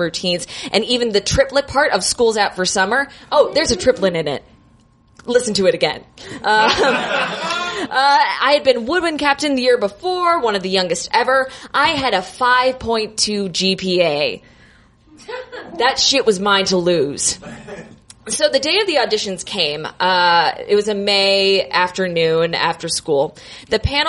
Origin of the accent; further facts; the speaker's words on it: Naples, Florida, United States; moved away as an adult; now in Chicago, United States; I'm originally from Florida